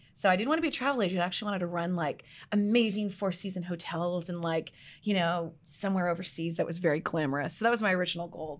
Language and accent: English; outside of Toronto, Ontario, Canada; moved away as an adult; also born or lived in British Columbia, Canada; now in Scottsdale, United States; outside of Toronto